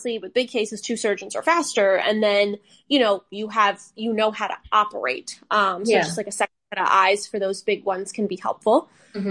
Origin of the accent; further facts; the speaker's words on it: Northeast, United States; moved away; I grew up in the Northeast where people are very in your face.